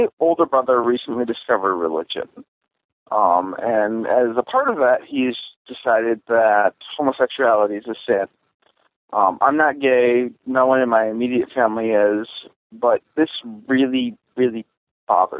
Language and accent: English; Madison, Wisconsin, United States; we grew up in Madison, Wisconsin